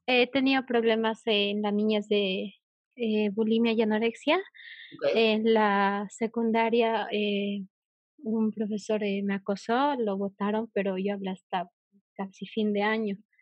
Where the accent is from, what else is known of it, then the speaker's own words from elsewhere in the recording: Bolivia; yo eh, de Bolivia